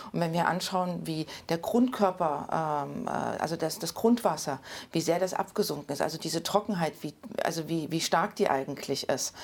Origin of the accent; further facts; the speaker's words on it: Leipzig, Saxony, Germany; moved away as an adult; also born or lived in Nordsachsen / Brandenburg / Thuringia; ich bin äh, 1980 in Leipzig geboren